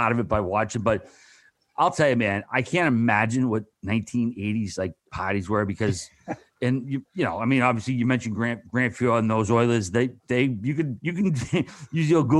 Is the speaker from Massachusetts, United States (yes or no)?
yes; Boston, Massachusetts, United States; I'm from Boston